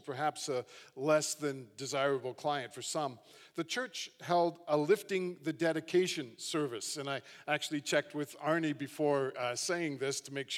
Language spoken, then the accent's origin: English; Hamilton, Ontario, Canada; as a young guy, I grew up in Hamilton, just down the QEW